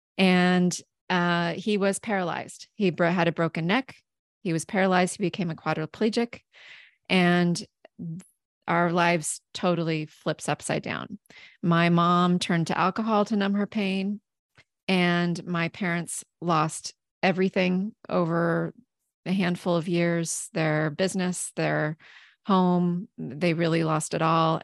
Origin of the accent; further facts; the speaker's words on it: southeastern Washington State, United States; I grew up in southeastern Washington State